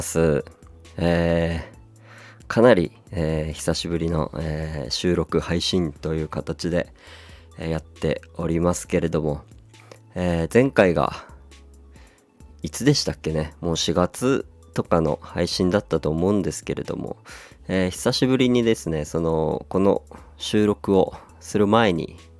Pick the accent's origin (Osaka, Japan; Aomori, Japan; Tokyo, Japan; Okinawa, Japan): Aomori, Japan; Hirosaki; now in Yokohama, Japan; 僕の、えー、地元弘前